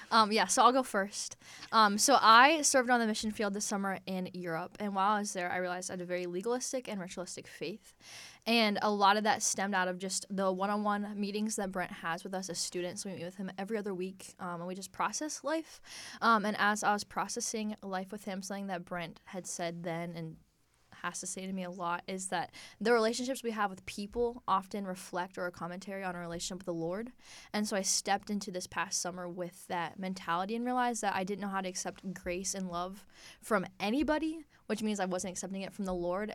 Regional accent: Johnstown, Pennsylvania, United States; I'm from Johnstown, Pennsylvania

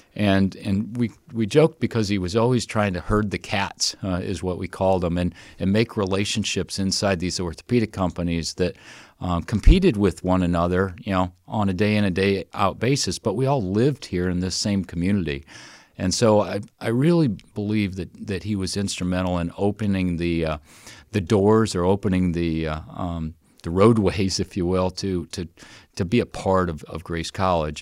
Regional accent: Wanatah, Indiana, United States; moved away; I grew up in Northwest Indiana and grew up in a little community, um, by the name of Wanataw

